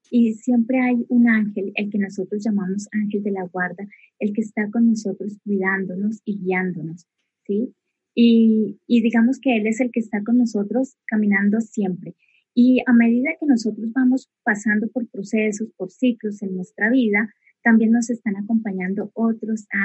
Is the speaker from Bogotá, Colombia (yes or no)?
yes; Bogotá, Colombia; also born or lived in Neiva; Bogotá. Y, bueno, prácticamente me considero más, más bogotana porque he vivido mayor parte de mi vida aquí en Bogotá.